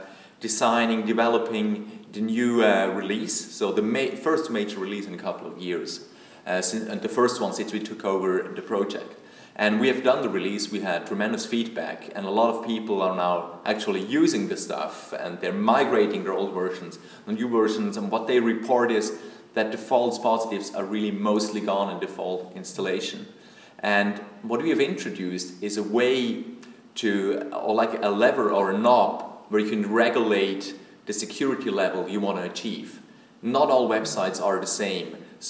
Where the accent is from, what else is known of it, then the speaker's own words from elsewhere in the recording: Switzerland; from Switzerland.